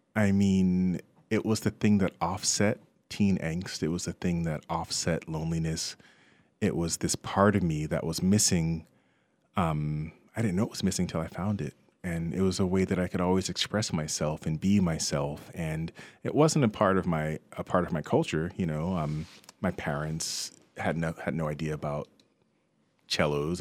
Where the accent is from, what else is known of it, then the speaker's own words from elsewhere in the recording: Westfield, New Jersey, United States; I grew up in Westfield, New Jersey